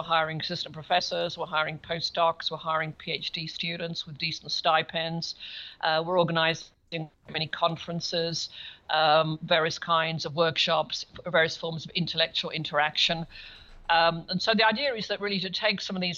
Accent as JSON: {"language": "English", "town": "Birmingham", "region": "West Midlands", "country": "United Kingdom", "tie": "born or raised there", "also_born_or_lived": "Cambridge, England / Melbourne, Australia / United States", "moved": "as an adult", "said": "I grew up in Birmingham in England."}